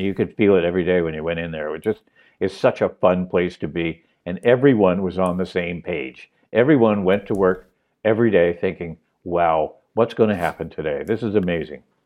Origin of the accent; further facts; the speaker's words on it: Montreal, Quebec, Canada; moved away as an adult; also born or lived in Toronto; I know the city, my home town